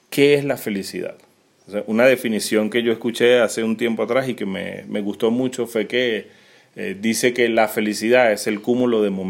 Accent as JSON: {"language": "Spanish", "country": "Venezuela", "also_born_or_lived": "Peru", "moved": "yes", "lives_now": "Argentina", "said": "hace poco salimos de Venezuela a Perú, pasaron ocho meses en un abrir y cerrar de ojos, luego llegamos aquí a Argentina"}